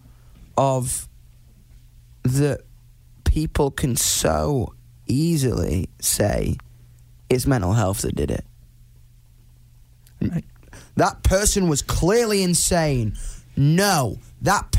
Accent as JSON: {"language": "English", "country": "United Kingdom", "said": "me being a British person"}